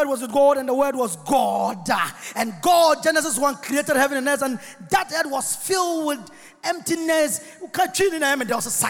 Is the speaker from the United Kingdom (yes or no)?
no; Wassa, near Tarkwa, Western Region, Ghana; If you want to go to my hometown, you drive not less than 6 hours. You drive to Takwa the 3-4. You pass to Takwa. Then if you want to enter the village, Wasa Audia, where we all come from